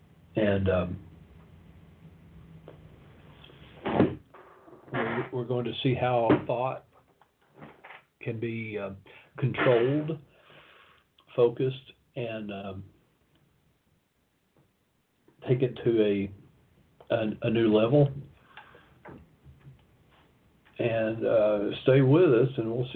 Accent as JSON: {"language": "English", "town": "Knoxville", "region": "Tennessee", "country": "United States", "tie": "born or raised there", "said": "came to Knoxville, my hometown"}